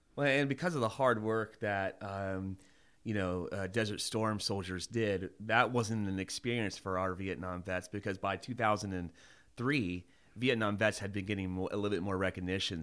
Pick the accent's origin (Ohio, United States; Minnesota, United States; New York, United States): Ohio, United States; Mason; I went to go back to my hometown. Um, I'm from Mason, Ohio, which is Kings Island area